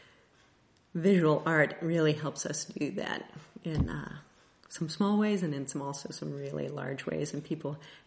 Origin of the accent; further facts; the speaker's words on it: Kansas City, United States; I am from the Kansas City area.